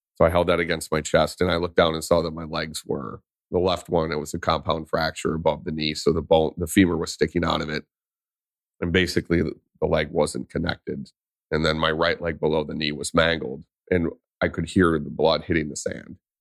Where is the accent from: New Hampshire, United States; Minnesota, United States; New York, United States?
Minnesota, United States; Vadnais Heights; I grew up in Vadnus Heights, Minnesota, which is just north of Saint Paul